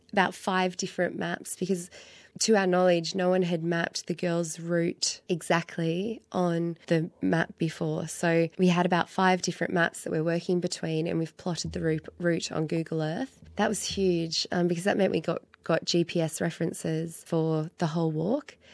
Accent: Sydney, New South Wales, Australia; I was born in, in Sydney. I'm originally from Guringai country and my family are from the Blue Mountains

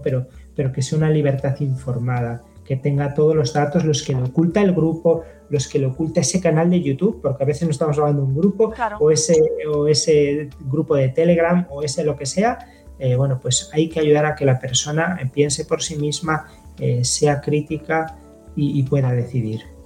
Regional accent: Zamora, Castile and León, Spain; soy natural de Zamora

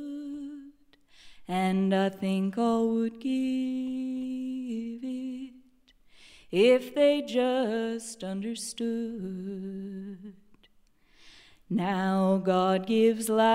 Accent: California, United States; when I was a little girl growing up in California, my parents were in bluegrass bands

